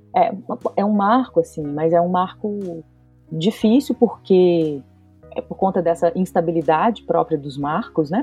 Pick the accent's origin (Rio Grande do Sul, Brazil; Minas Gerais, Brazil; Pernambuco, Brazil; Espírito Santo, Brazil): Minas Gerais, Brazil; Belo Horizonte; eu sou de Belo Horizonte